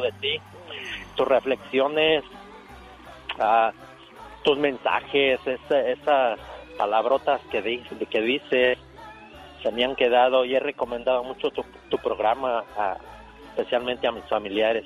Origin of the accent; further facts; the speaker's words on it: León, Guanajuato, Mexico; now in Wisconsin, United States; soy de un municipio de León, Guanajuato, México